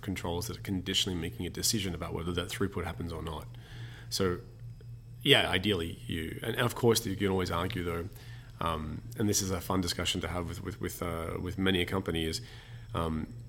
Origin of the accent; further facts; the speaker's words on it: Australia; now in Germany; as the Australian living in Germany